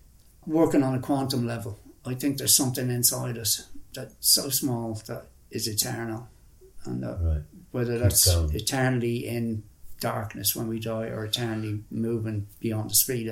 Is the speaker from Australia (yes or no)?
no; Ireland; moved away as an adult; also born or lived in Afghanistan / India; one of the strongest feelings of being Irish I ever had was I came back and I went feral. I was eating wild food and camping wild, living out around Sligo and Leitrim